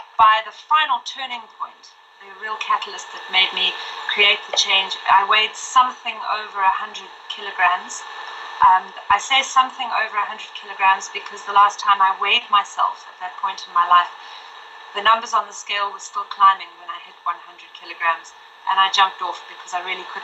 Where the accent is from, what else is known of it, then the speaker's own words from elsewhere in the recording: Zimbabwe; also born or lived in Mozambique / Malawi / Zambia / Lilongwe, Malawi; now in St. Francis Bay, South Africa; I grew up in Zimbabwe.